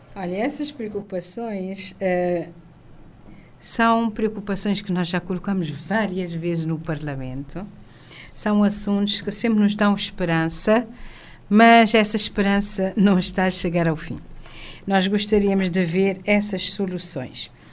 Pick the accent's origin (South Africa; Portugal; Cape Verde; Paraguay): Cape Verde; todos somos cabo-verdianos